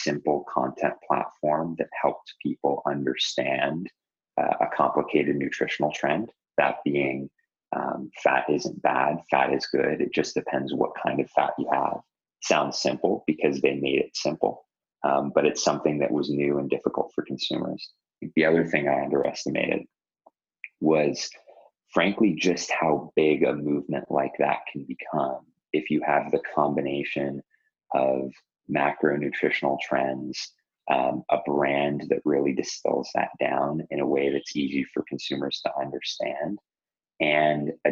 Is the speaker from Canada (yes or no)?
yes; Toronto, Ontario, Canada; moved away; Toronto, which is my hometown